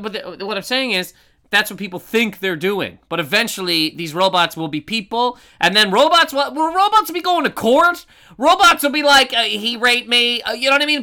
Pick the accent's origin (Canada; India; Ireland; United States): Canada; Halifax, Nova Scotia; born or raised there; moved away